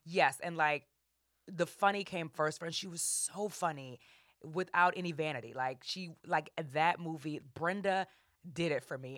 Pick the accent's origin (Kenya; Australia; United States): United States; New Orleans, Louisiana; I'm from New Orleans